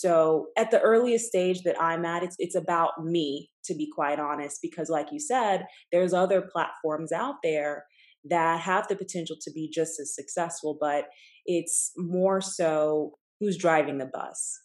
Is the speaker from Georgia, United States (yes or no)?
yes; Atlanta, Georgia, United States; moved away as an adult; also born or lived in Tulsa, Oklahoma; now in New York City, United States; I grew up in Atlanta, grew up in a Nigerian household